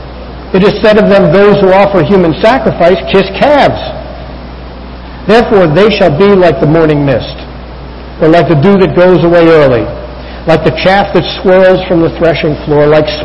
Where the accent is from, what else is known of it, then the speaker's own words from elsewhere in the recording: United States; as Americans